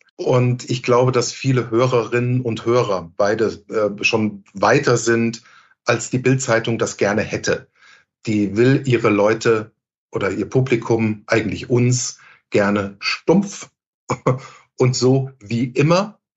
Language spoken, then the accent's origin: German; Hamburg, Germany; Als Hamburger